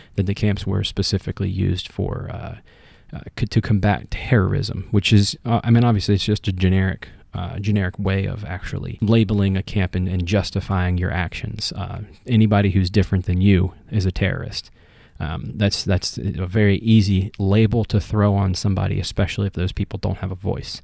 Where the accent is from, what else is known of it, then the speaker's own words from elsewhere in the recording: United States; I am American